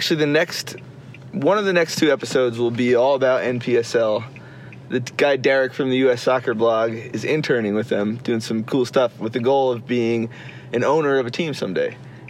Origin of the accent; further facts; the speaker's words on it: Maryland, United States; I'm in Grand Rapids, Michigan right now. I'm from Maryland.